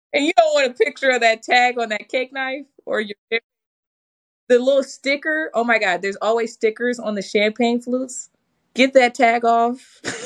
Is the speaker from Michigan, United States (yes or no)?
yes; Michigan, United States; I'm from Michigan. We have a lot of snow up there.